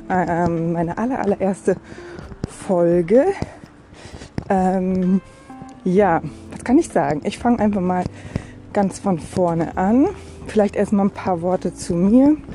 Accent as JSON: {"language": "German", "region": "Berlin", "country": "Germany", "tie": "born there", "said": "Ich äh, lebe in Rheinland-Pfalz, bin aber gebürtige Berlinerin"}